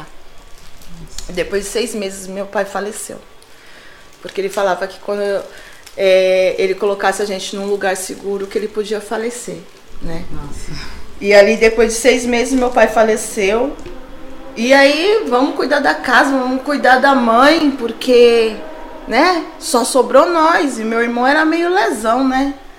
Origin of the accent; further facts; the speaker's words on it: São Paulo, Brazil; also born or lived in Diadema; Sempre morei aqui no Jabaquara, ali no, na Vila do Encontro, né? Perto do Corpo de Bombeiro. Cresci ali